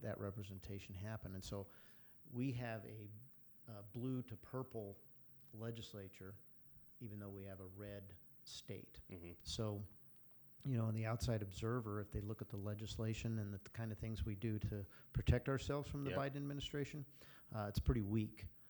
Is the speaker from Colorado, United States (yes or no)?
yes; Greeley, Colorado, United States; also born or lived in San Francisco; I grew up in Greeley, Colorado